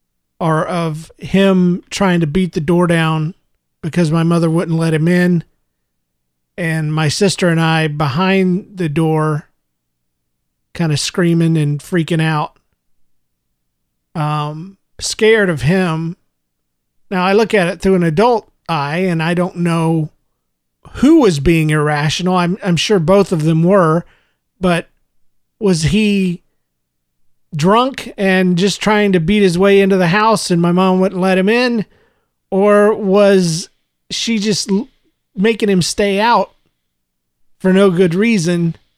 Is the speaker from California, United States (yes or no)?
no; Jacksonville, Florida, United States; also born or lived in Gainesville; I was born in Gainesville, Florida, and raised up in Jacksonville, Florida.